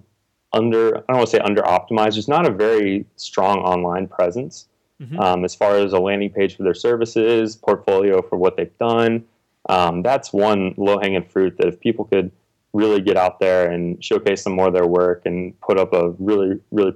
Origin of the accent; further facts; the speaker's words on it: Texas, United States; also born or lived in Indiana; now in Austin, United States; I'm from Texas originally, so I was living up in Indiana